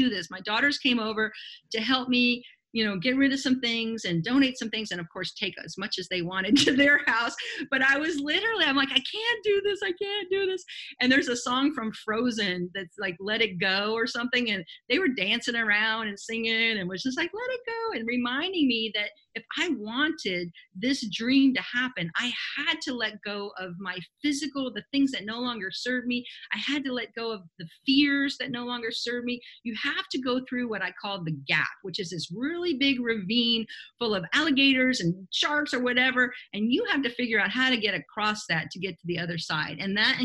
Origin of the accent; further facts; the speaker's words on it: Miami, Florida, United States; moved away as an adult; now in Belize; I'm from Miami originally.